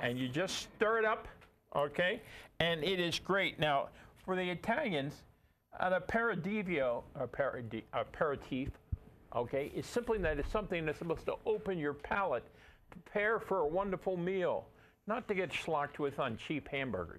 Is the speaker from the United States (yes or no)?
yes; New York City, New York, United States; I grew up in Brooklyn, and Four Roses liquor was what my family could afford in the 40s